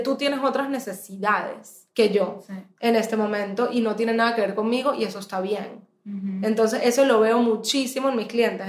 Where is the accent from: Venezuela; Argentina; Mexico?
Venezuela; moved away as an adult; also born or lived in United States; yo nací en Estados Unidos, me fui al mes de haber nacida, o sea, en verdad soy venezolana